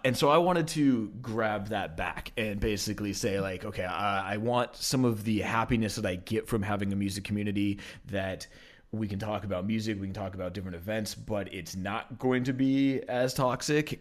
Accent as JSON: {"language": "English", "town": "Portland", "region": "Oregon", "country": "United States", "tie": "born or raised there", "also_born_or_lived": "Denver, Colorado", "said": "I was born in Denver, but only lived there till I was about three, and then moved okay. uh, to Portland, Oregon"}